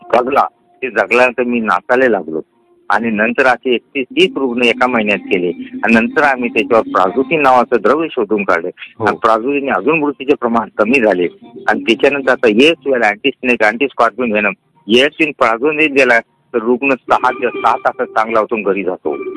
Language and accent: Marathi; a village in Jalna district, Maharashtra, India; also born or lived in Mahad; माझं बालपण हे एका खेड्यात गेलं खेडं म्हणजे दोन हजार वस्तीचं गाव जालना जिल्ह्यामध्ये